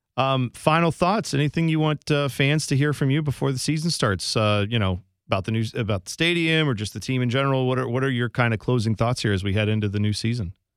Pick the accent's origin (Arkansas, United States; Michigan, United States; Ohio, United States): Ohio, United States; I'm from Ohio